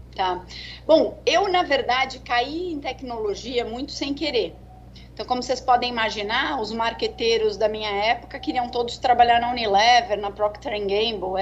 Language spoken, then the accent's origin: Portuguese; São Paulo, Brazil; sou de São Paulo, natural de São Paulo